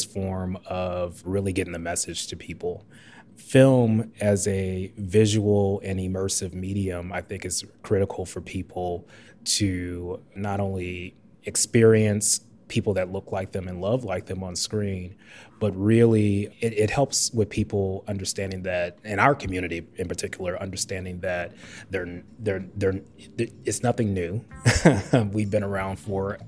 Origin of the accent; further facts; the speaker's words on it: St. Louis, Missouri, United States; moved away as an adult; also born or lived in Edgewater, Chicago; now in Chicago, United States; I am originally from St. Louis, Missouri.